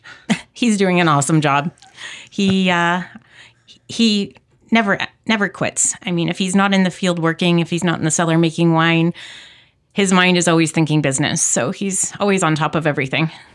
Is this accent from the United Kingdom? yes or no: no; Saskatoon, Saskatchewan, Canada; moved away as an adult; also born or lived in Calgary, Alberta / Chestermere Lake, Alberta; now in Okanagan, Canada; I was born and raised in Saskatoon